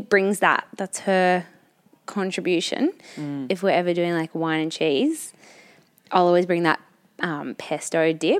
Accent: Newcastle, New South Wales, Australia; I'm from Newcastle and pretty basic.

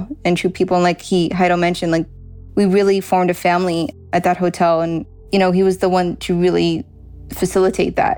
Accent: Los Angeles, California, United States; I am from Porter Ranch, California.

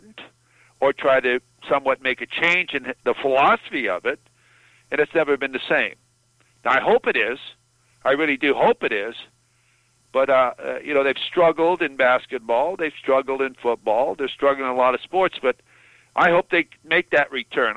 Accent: Southern California, United States; I was from Southern California

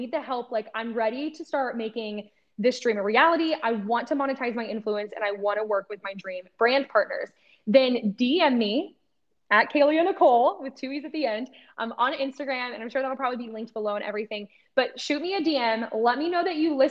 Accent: Ohio, United States; I grew up in Ohio

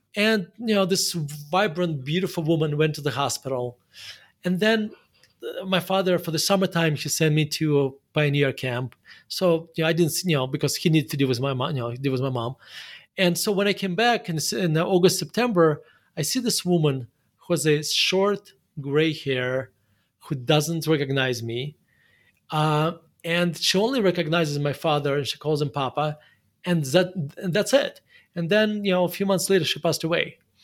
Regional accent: Murmansk, Murmansk Oblast, Russia; English is a second language; moved away as an adult; now in United States; spent my, the first eighteen years of my life in Murmansk.

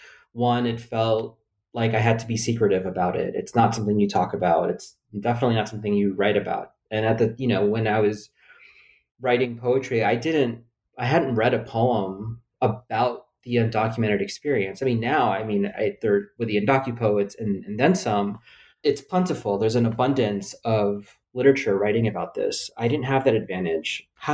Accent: Philippines; born there; I make sure to say I was born in the Philippines, so the judges know that my white-sounding name belongs to me.

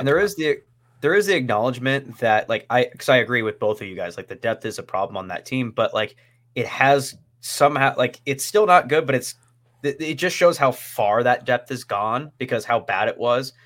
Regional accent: North Idaho, United States; I grew up here in North Idaho

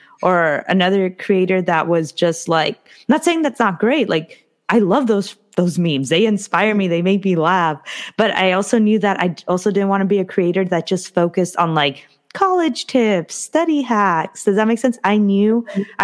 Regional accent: Orange County, Southern California, United States; moved away; I've lived in SoCal my whole life, but I'm from Orange County

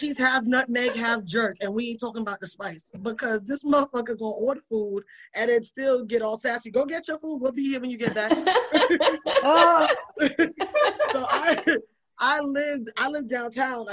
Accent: New York City, New York, United States; also born or lived in Brooklyn; I'm from the Bronx.

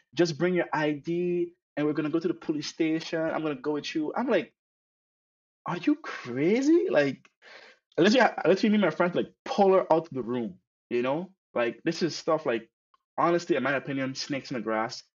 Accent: Sint Maarten; now in Netherlands; I grew up in St. Martin

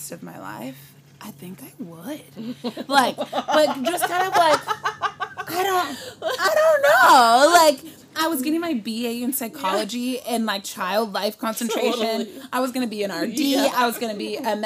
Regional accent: Richmond, California, United States; moved away as an adult; now in Los Angeles, United States; I am born and raised in Richmond area

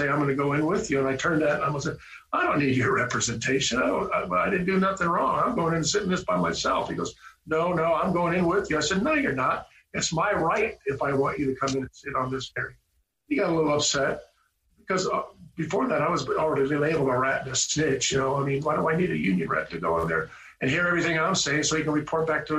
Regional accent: Camarillo, California, United States; I grew up in Camarillo, California

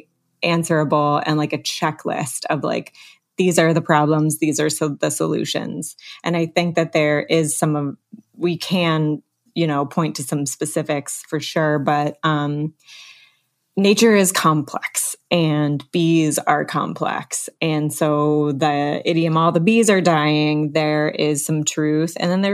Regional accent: Alaska, United States; moved away; I grew up partly in Alaska

